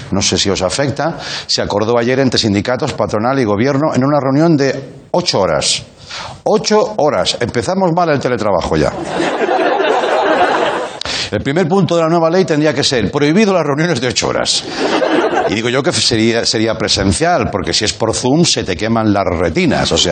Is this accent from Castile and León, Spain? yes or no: no; Madrid, Community of Madrid, Spain; Joder, es que soy de Vallecas.